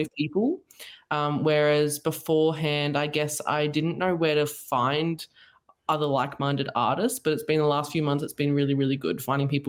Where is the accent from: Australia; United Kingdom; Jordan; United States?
Australia; So by the accent, you can probably tell I'm from Australia. So I'm down south.